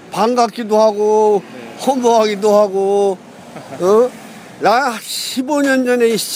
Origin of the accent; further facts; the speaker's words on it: Yonan, North Hwanghae, North Korea; moved away as an adult; 황해도 연백군.